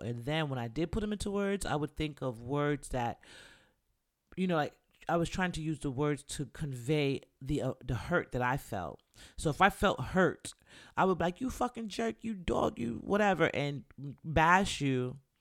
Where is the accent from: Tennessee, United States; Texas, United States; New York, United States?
New York, United States; me growing up in New York